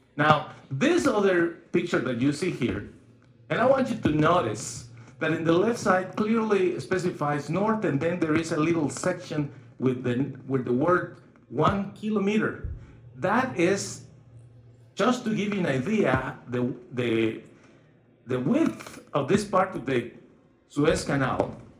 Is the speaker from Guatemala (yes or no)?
yes; Guatemala; now in Odessa, United States; I was born in Guatemala